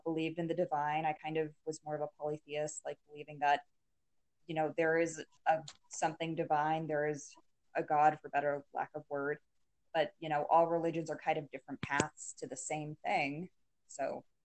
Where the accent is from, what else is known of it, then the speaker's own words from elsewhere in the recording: Colorado, United States; I was born and raised in Colorado.